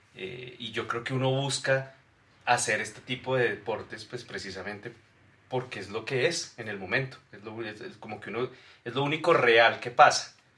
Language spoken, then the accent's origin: Spanish; Bogotá, Bogotá Capital District, Colombia; éramos de Fontibón